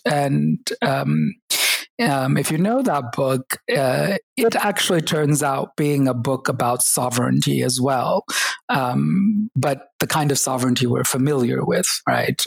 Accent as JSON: {"language": "English", "region": "Oklahoma", "country": "United States", "tie": "born or raised there", "also_born_or_lived": "Kerala, India / upstate New York / Texas", "said": "we ended up growing up in the US uh, between upstate New York for a year and um, Texas and Oklahoma um, for um, many years. Um, so, finished high school in Oklahoma"}